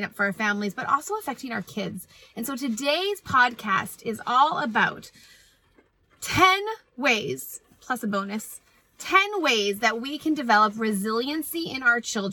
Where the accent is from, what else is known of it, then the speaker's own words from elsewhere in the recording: Canada; I am Canadian